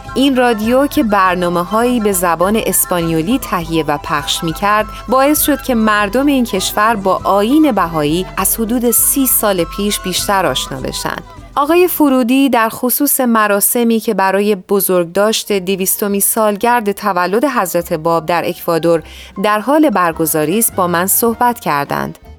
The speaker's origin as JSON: {"language": "Persian", "country": "Iran", "moved": "yes", "lives_now": "United States", "said": "من در اصل از ایران اومدم و نه از آمریکا"}